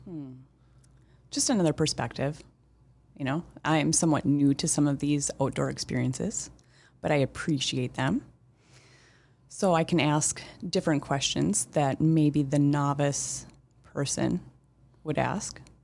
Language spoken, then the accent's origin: English; Moorhead, Minnesota, United States; I'm from Moorhead, uh, Minnesota. Grew up there, uh, still live here in town.